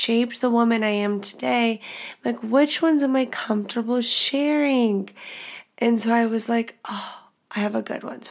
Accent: The Woodlands, Texas, United States; I am from the Woodlands, Texas. If you know anything about that, it's a goddamn bubble

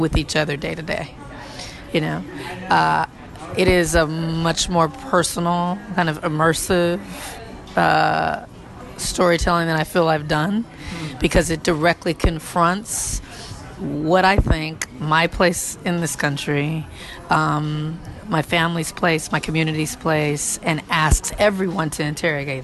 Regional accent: Compton, California, United States; growing up in Compton

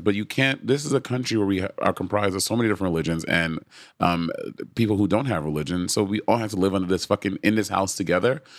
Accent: New York City, New York, United States; I was from Brooklyn, New York

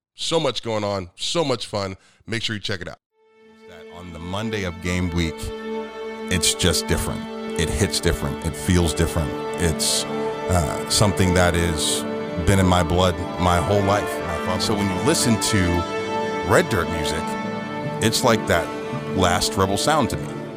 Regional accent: Youngstown, Ohio, United States; moved away; there's something about being a Youngstown boy

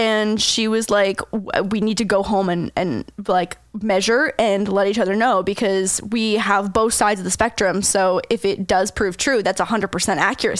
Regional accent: St. Catharines, Ontario, Canada; moved away; also born or lived in Toronto; for anyone that's listening who happens to live in St. Catharines, Ontario, Canada, it was in Port Dalhousie, which is like this tiny, cute little touristy town.

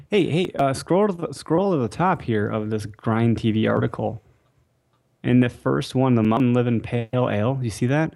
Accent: Wisconsin, United States; we are from Wisconsin

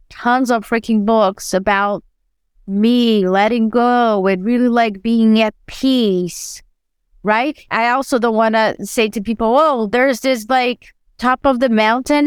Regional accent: Brazil; English is a second language; moved away as an adult

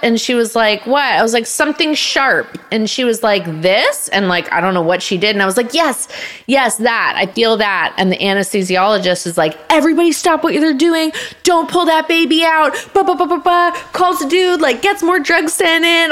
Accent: Canada; moved away; It filmed in my hometown, so I got to be around my family for the first time in 10 oh, years

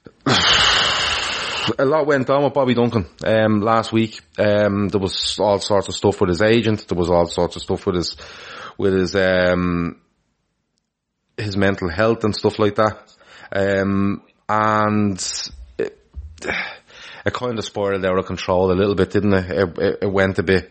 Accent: Ireland; I'm from Ireland

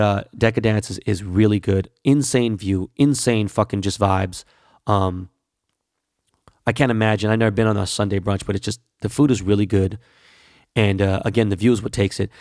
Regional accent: Los Angeles, California, United States; I grew up in Koreatown

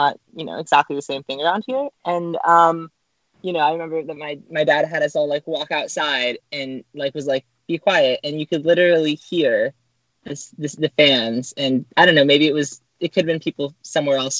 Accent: Orange County, California, United States; I grew up in Orange County

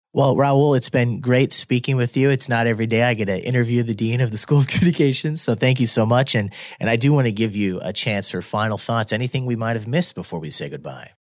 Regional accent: Midwest, United States; moved away; I'm from the Midwest

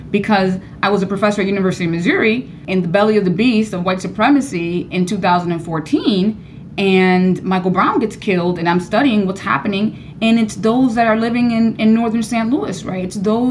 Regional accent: Havana, Cuba; moved away; I too am Cuban and I was born in Cuba and I was born in this neighborhood

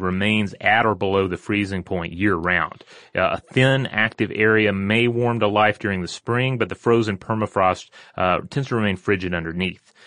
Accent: Newfoundland and Labrador, Canada; when I was a kid in Newfoundland, Canada

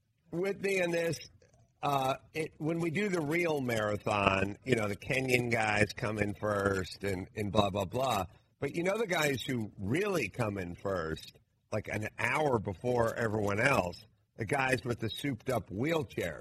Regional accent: Los Angeles, California, United States; I'm from North Hollywood.

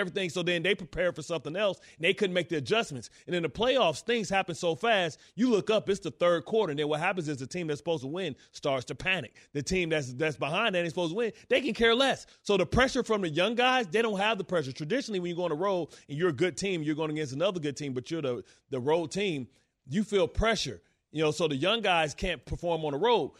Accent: Detroit, Michigan, United States; I'm from Detroit

